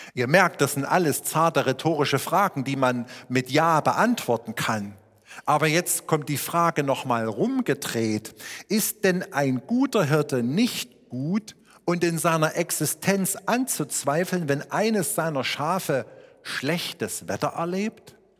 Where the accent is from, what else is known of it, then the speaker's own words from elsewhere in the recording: Schneeberg, Saxony, Germany; meine Heimatstadt Schneeberg immer so 22.000 Einwohner hatte